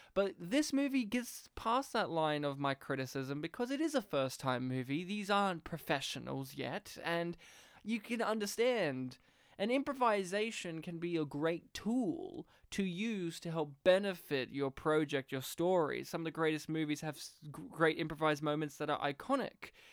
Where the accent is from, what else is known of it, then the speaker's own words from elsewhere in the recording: Australia; being an Australian, from rural Australia